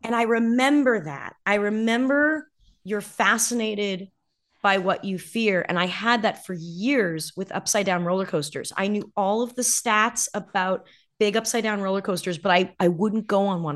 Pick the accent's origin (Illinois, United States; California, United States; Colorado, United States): California, United States; Southern; I grew up in Southern California